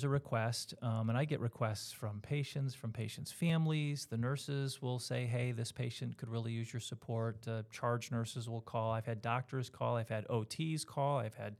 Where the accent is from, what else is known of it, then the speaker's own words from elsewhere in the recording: New York, United States; And I was from Central and Western New York for my life.